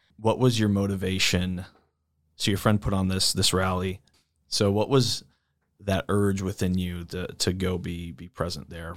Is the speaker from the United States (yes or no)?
yes; East Coast, United States; moved away as an adult; also born or lived in Saint Louis area; now in St. Louis, United States; I grew up on the East Coast